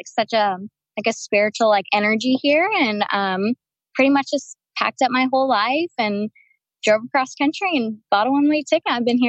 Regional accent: Delaware, United States; moved away as an adult; now in Kauai, United States; I'm from Delaware originally.

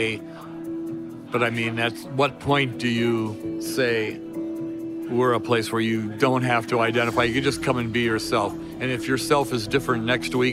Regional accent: Los Angeles, California, United States; moved away; I'm an Angeleno. So I was raised in Los Angeles

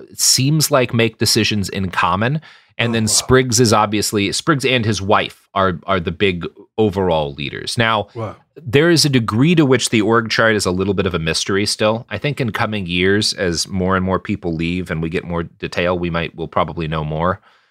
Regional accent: Texas, United States; I come from Texas. I grew up on a cow farm.

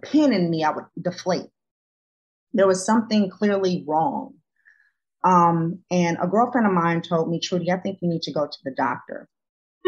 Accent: Los Angeles, California, United States; moved away; I'm from Los Angeles

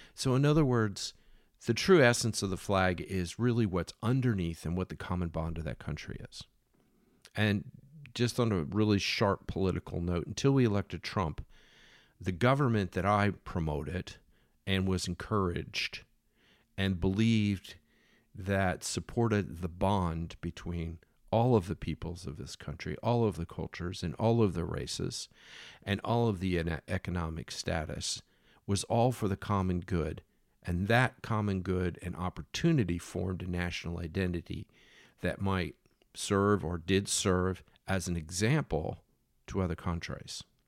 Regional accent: Philadelphia, Pennsylvania, United States; I grew up in Philadelphia, where Betsy Ross sowed the flag for George to go to war

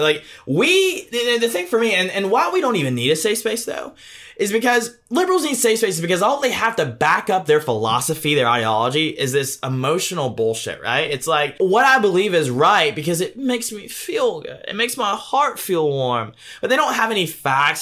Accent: Deep South, United States; I was born and raised in the Deep South by Democrat grandparents

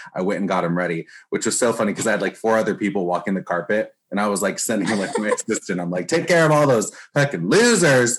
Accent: Newport Beach, California, United States; I'm from Orange County, California, uh, which is it's like Newport Beach. That's where I uh, grew up

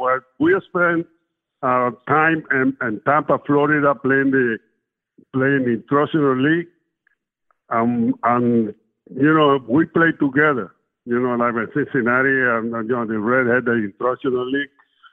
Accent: Cuba; English is a second language; now in United States; Well, I come up, I'm raised in a small town. It was a sugar factory. We made sugar, that was down in the country. And it was a small town, about 3,000 people lived there.

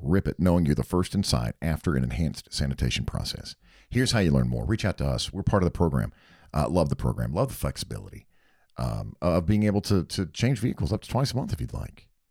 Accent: Hickory, North Carolina, United States; I'm from Hickory, North Carolina

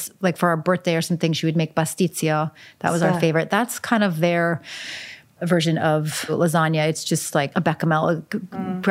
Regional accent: outside Philadelphia, Pennsylvania, United States; moved away; I grew up outside Philadelphia in a very Greek neighborhood

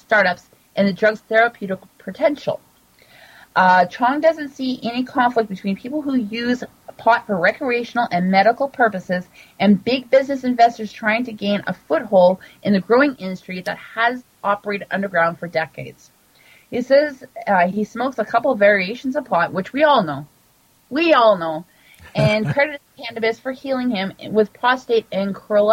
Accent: Canada; Being Canadian

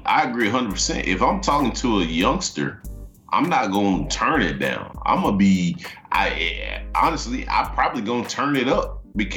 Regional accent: the South, United States; being from the South

